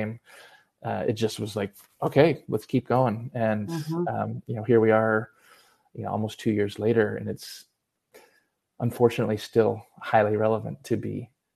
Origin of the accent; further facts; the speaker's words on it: San Diego, California, United States; I grew up in San Diego